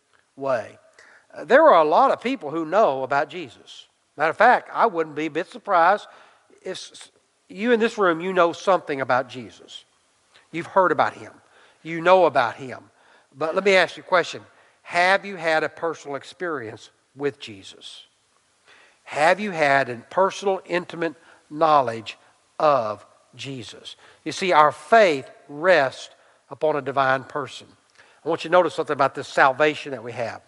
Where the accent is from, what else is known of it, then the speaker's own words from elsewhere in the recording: Irving, Texas, United States; I went to Irving High School